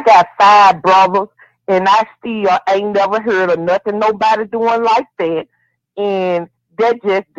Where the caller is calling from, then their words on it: Memphis, Tennessee, United States; Yeah, I'm calling from Memphis, Tennessee.